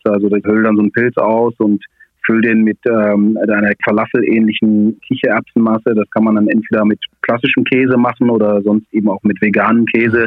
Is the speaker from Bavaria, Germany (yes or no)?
no; Swabia, Baden-Württemberg, Germany; als Schwabe